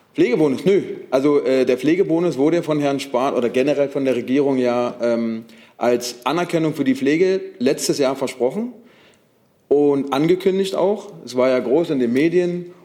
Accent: Brandenburg, Germany; ich komme aus Brandenburg, äh, kurz vor der Grenze von Berlin

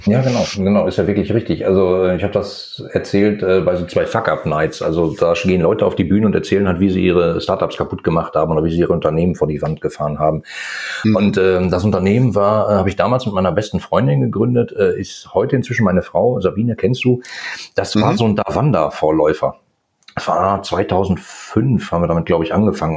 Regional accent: Ruhr area, North Rhine-Westphalia, Germany; ich komme aus dem Ruhrgebiet

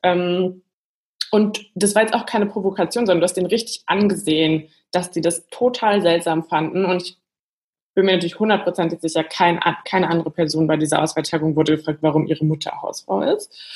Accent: Germany; now in Berlin, Germany; ich komme aus der Eifel, so eine Stunde von Köln. Also wirklich, es war zwar eine Stadt, aber eher sehr dörflich aufgewachsen

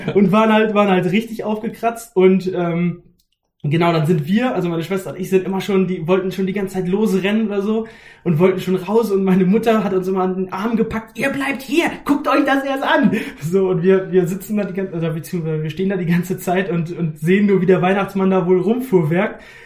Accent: Haste, Lower Saxony, Germany; Ich komme aus der Nähe von Hannover, aus einem ganz kleinen Ort namens Haste

